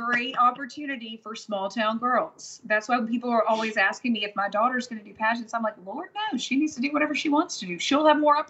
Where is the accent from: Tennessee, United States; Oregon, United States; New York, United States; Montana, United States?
Tennessee, United States; Jackson; moved away as an adult; also born or lived in Memphis, Tennessee; now in Nashville, United States; I'm from Jackson. My parents are from Jackson. Both sets of grandparents are from Jackson, like deep roots in Jackson, Tennessee. And then I went to college at Rhodes in Memphis.